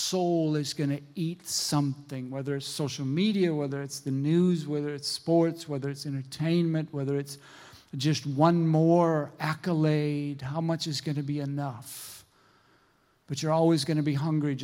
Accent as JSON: {"language": "English", "region": "Minnesota", "country": "United States", "said": "I'm from Minnesota, and I was working at this woodworking factory"}